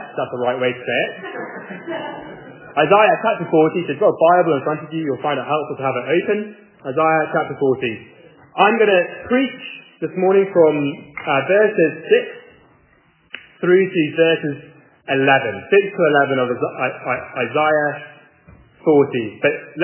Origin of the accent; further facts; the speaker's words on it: England, United Kingdom; moved away as an adult; now in Charlotte, United States; I'm not from America at all. I'm from England.